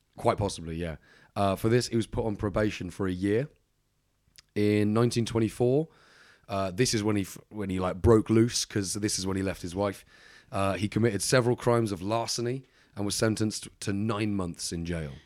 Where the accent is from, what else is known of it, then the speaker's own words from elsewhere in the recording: England, United Kingdom; I'm from England